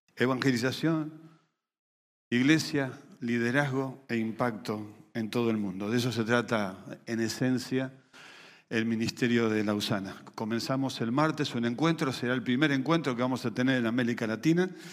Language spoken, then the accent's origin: Spanish; Venezuela; moved away; Cerca de 7 millones de ellos somos venezolanos